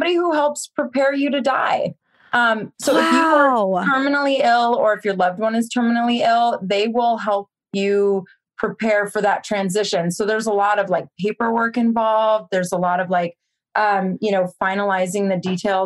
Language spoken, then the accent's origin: English; Cupertino, California, United States; I grew up in Cupertino, which is the home of the Apple computers